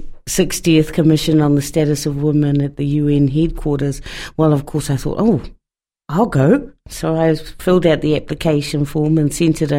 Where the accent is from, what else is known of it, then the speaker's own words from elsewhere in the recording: Porirua, Wellington, New Zealand; moved away as an adult; now in Dunedin, New Zealand; And I was born in Wellington and raised in Porirua, and all of my schooling was in Porirua